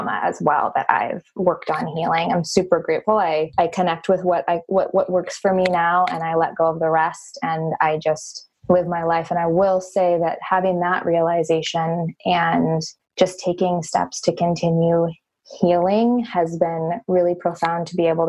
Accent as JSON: {"language": "English", "country": "United States", "tie": "born or raised there"}